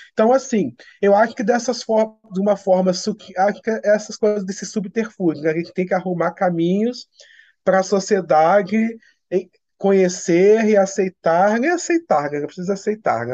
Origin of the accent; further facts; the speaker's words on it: Petrópolis, Rio de Janeiro, Brazil; eu sou do interior de Petrópolis